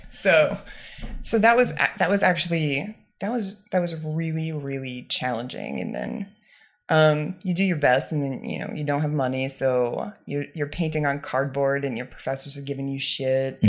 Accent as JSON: {"language": "English", "town": "Ledyard", "region": "Connecticut", "country": "United States", "tie": "born or raised there", "also_born_or_lived": "New York / Paris", "moved": "as an adult", "said": "I grew up in Ledyard, Connecticut, where Foxwoods Casino is"}